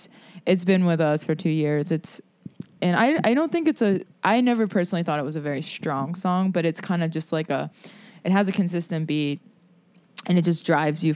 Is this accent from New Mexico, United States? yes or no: no; Pittsburgh, Pennsylvania, United States; People don't think we're from Pittsburgh.